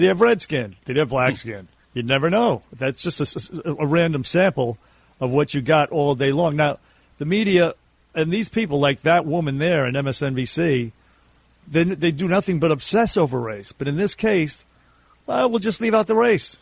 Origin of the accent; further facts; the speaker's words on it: New York City, New York, United States; this is our hometown. At least it is for Sydney and myself. We grew up in New York City